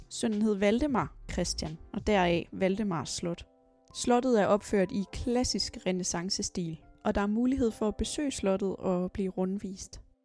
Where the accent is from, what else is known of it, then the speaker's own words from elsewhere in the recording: Ebeltoft, Central Denmark Region, Denmark; Nu er jeg jo fra Æbeltoft